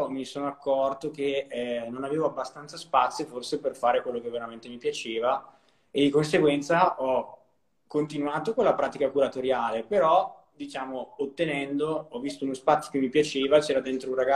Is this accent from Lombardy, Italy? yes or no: yes; Brescia, Lombardy, Italy; io sono di Brescia, ho studiato a Milano e poi sono tornato